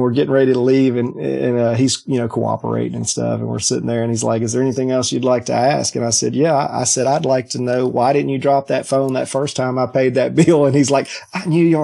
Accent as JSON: {"language": "English", "region": "Mississippi", "country": "United States", "also_born_or_lived": "Laredo, Texas", "moved": "as an adult", "lives_now": "Baldwin County, Alabama, United States", "said": "I'm from, you know, Mississippi."}